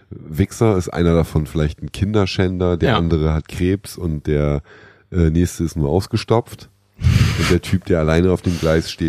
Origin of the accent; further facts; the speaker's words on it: Northern Germany, Germany; Ähm, ich komme ja aus Norddeutschland. Ähm, da haben wir relativ viele Flüsse im Umkreis von 100 Kilometern